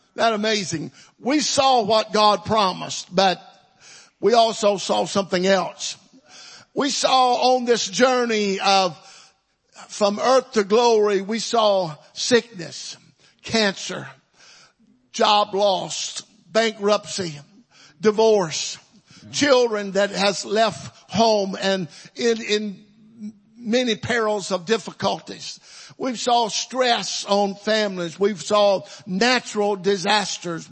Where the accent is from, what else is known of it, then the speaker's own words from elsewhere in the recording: Mississippi, United States; now in Texas, United States; I wasn't born in Texas. I was born in Mississippi, but I got here as quick as I could